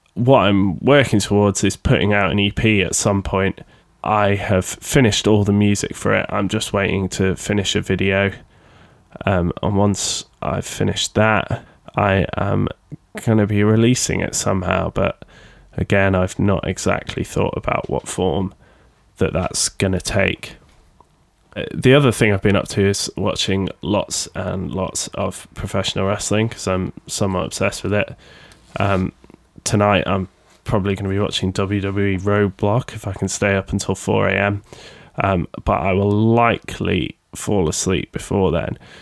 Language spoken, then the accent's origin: English; Sheffield, Yorkshire and the Humber, United Kingdom; accent: Sheffield; a record label based in Sheffield in the U K, if you can tell by my accent